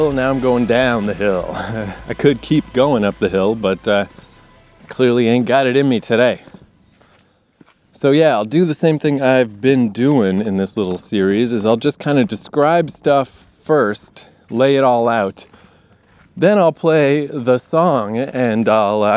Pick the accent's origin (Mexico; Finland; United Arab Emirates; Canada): Canada; Eastern Canada; moved away; I grew up in Eastern Canada